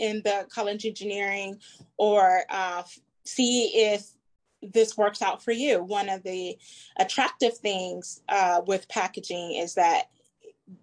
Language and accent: English; Detroit, Michigan, United States; Grew up in the great city of Detroit, in the metro, you know, in the city, not metro